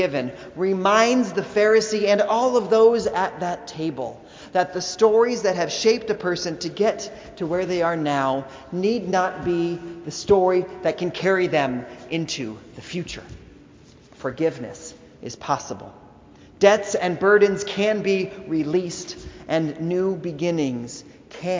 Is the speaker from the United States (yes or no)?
yes; Indiana, United States; We grew up in Indiana